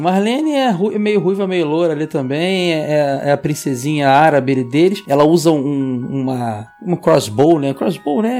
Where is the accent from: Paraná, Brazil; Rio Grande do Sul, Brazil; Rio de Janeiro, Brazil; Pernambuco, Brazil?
Rio de Janeiro, Brazil; sou de Bangu, sempre serei